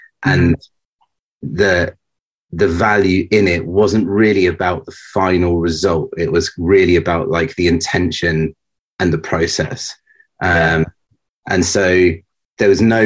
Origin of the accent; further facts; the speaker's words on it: near Southampton, South East England, United Kingdom; moved away as an adult; also born or lived in Reading; now in London, United Kingdom; I was raised near Southampton, which is kind of in the middle of the south coast of England